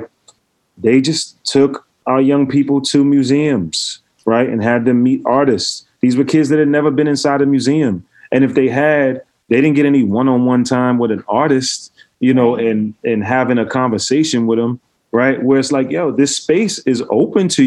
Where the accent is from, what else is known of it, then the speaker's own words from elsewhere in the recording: New York City, New York, United States; I grew up in Brooklyn